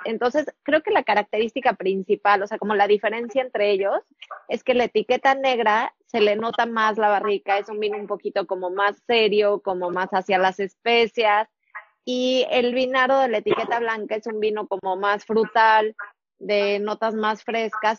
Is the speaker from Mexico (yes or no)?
yes; Mexico; como mexicanos